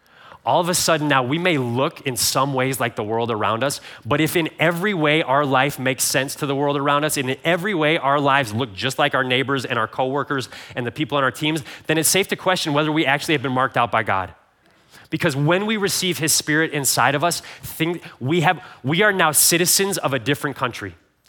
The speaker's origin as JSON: {"language": "English", "region": "Ohio", "country": "United States", "tie": "born or raised there", "said": "because I'm a child from the Midwest, grew up in Ohio, never had traveled internationally."}